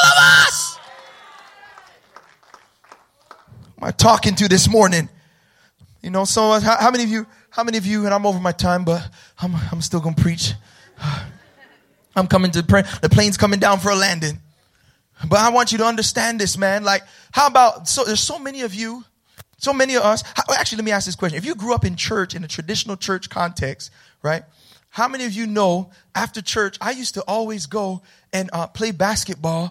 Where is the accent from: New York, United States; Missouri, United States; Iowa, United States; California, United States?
New York, United States; Mount Vernon; I grew up in the hood, y'all. I'm from Mount Vernon